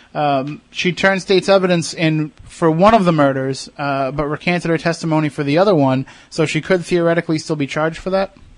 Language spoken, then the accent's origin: English; Plymouth, Massachusetts, United States; I grew up in Plymouth. I lived there for some years when I was younger